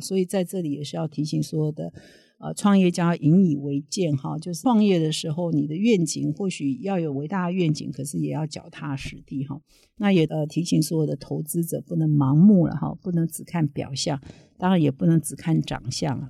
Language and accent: Chinese; Taiwan; 我们台湾人非常熟悉的名校